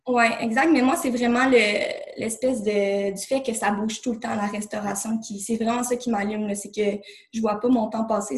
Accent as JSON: {"language": "French", "town": "Laval", "region": "Quebec", "country": "Canada", "tie": "born or raised there", "moved": "as an adult", "lives_now": "Saint-Jérôme, Canada", "said": "je suis née à Laval. Euh, j'ai toujours euh, habité là avec mes parents. tout récemment, j'ai déménagé à Saint-Jérôme, dans les Laurentides."}